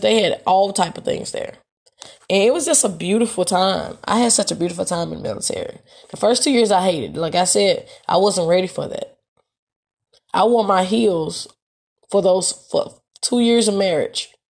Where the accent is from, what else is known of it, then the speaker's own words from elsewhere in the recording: Memphis, Tennessee, United States; moved away as an adult; also born or lived in Texas; I wasn't ready to leave Memphis, Tennessee